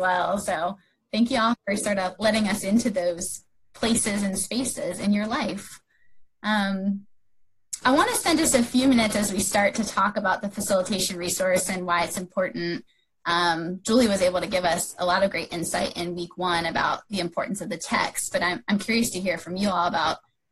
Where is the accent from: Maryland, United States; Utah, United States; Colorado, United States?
Maryland, United States; outside of Baltimore; I grew up outside of Baltimore